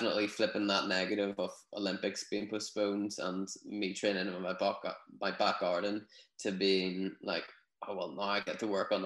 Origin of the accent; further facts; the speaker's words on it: Newtownards, Northern Ireland, United Kingdom; also born or lived in Dublin; My hometown, Newtownards